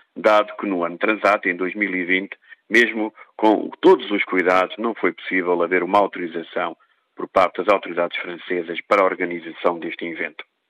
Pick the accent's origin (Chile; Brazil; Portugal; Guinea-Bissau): Portugal; Eu sou português